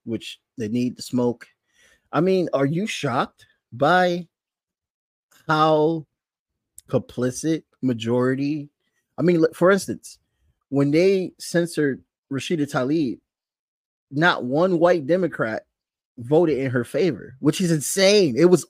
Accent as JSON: {"language": "English", "town": "Bridgeport", "region": "Connecticut", "country": "United States", "tie": "born or raised there", "said": "I grew up in Bridgeport, Connecticut, which is a part of Fairfield County"}